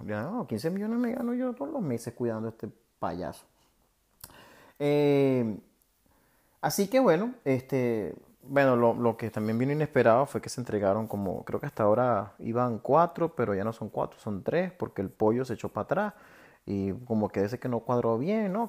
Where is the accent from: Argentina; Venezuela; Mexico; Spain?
Venezuela; moved away; los venezolanos están repartidos por todos lados